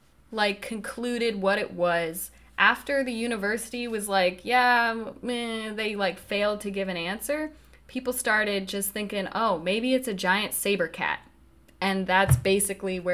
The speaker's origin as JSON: {"language": "English", "town": "Nederland", "region": "Colorado", "country": "United States", "tie": "born or raised there", "said": "my hometown of Netherlands"}